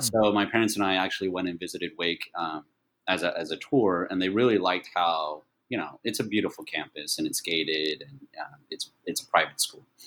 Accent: Dallas, Texas, United States; English is a second language; moved away as an adult; also born or lived in Taiwan / Atlanta, Georgia / Austin, Texas / Italy; now in Taipei, Taiwan; I grew up in Dallas, Fort Worth

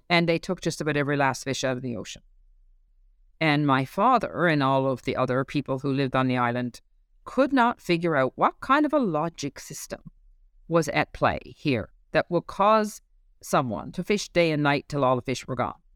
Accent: Newfoundland and Labrador, Canada; moved away as an adult; as a Newfoundlander

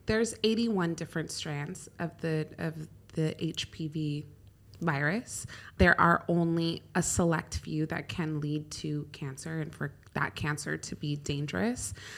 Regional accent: California, United States; now in Dubai, United Arab Emirates; I grew up in California

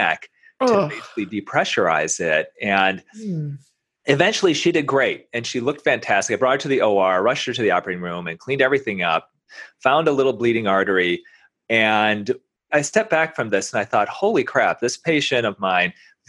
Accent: Grand Rapids, Michigan, United States; now in Detroit, United States; I'm originally from around Grand Rapids

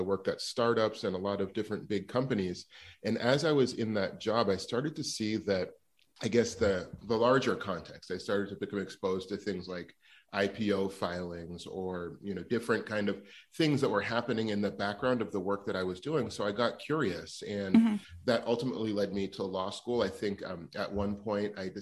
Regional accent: Los Angeles, California, United States; also born or lived in New York; I grew up in Los Angeles

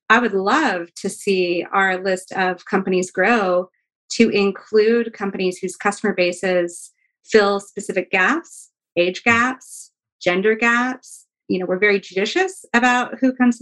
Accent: Fairbanks, Alaska, United States; I'm from Alaska. I'm from Fairbanks, Alaska. And I'm a huge, like, hometown hero kind of girl.

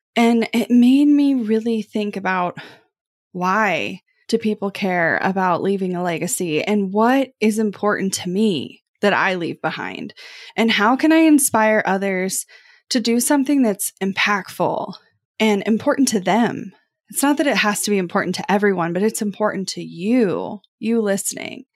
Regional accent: Kansas City, United States; growing up in Kansas City

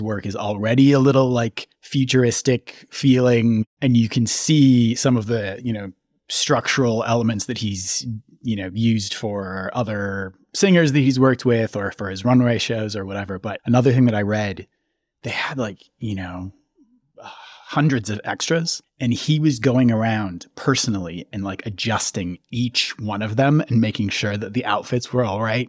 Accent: Twin Cities, Minnesota, United States; I grew up in the Twin Cities

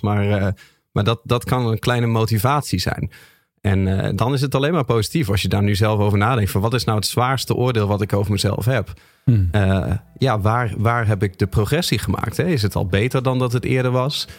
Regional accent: Groningen, Netherlands; Ik ben een Groninger.

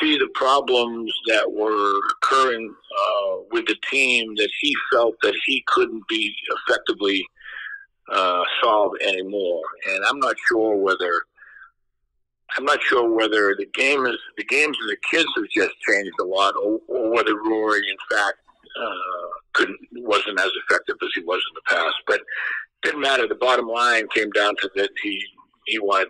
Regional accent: New England, United States; moved away; I grew up in New England

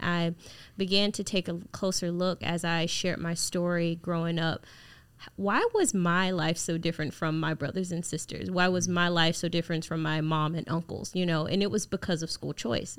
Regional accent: Jacksonville, Florida, United States; I grew up in Jacksonville, Florida, in the inner city

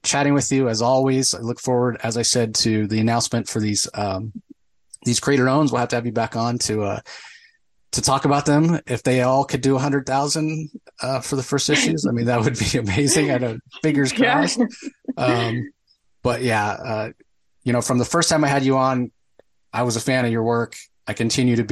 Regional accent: Tampa, Florida, United States; I grew up in Tampa, so it's not exactly a white Christmas kind of thing

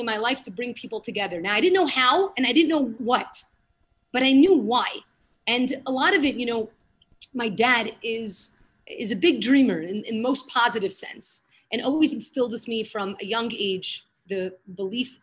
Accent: New York City, New York, United States; moved away as an adult; now in Israel; I grew up in Brooklyn, went to the Yeshiva Flatbush, went to college there

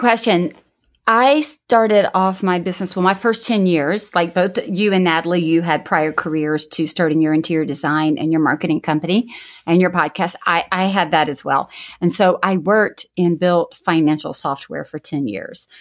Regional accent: the South, United States; I'm from the South

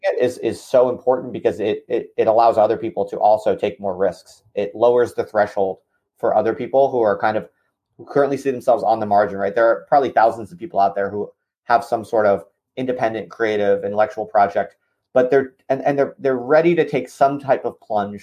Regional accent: United States; as an American

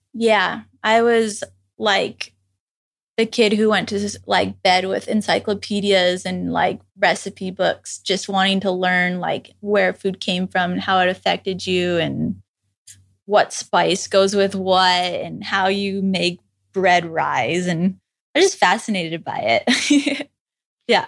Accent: Saskatchewan, Canada; moved away as an adult; now in Hawaii, United States; I grew up in Saskatchewan, which is in the middle of Canada.

